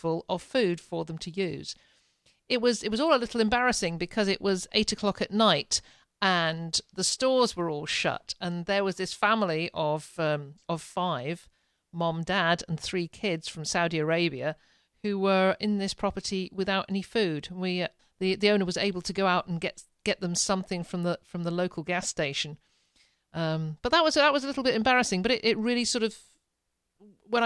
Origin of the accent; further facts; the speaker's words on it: England, United Kingdom; now in Ontario, Canada; I'm a Brit.